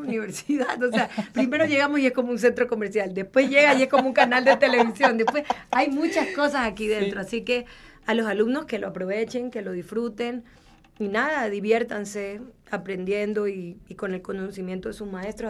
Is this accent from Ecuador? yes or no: yes; Guayaquil, Guayas, Ecuador; nosotros venimos de Guayaquil, que es como que la ciudad caliente de Ecuador